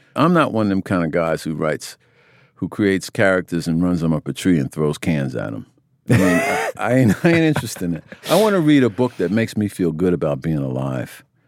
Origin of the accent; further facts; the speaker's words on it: United States; I grew up in America